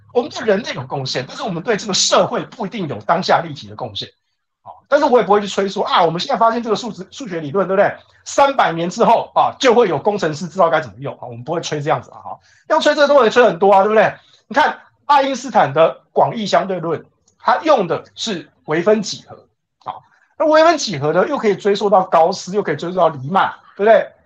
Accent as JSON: {"language": "Chinese", "region": "Taichung", "country": "Taiwan", "said": "我们拢台中人嘛，啊，我们台中人都知道嘛"}